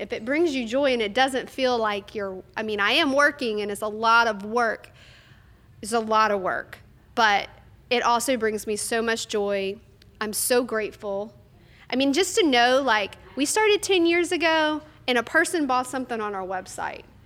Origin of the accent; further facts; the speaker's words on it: North Louisiana, United States; I'm from North Louisiana